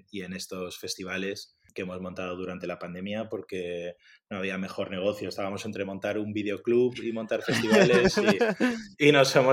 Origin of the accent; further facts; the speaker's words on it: Madrid, Community of Madrid, Spain; De Madrid.